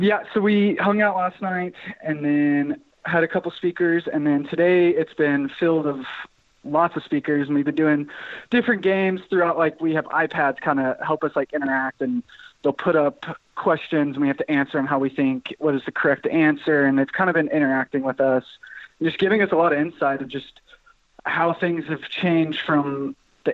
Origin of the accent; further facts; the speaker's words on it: Amarillo, Texas, United States; Amarillo, which is my hometown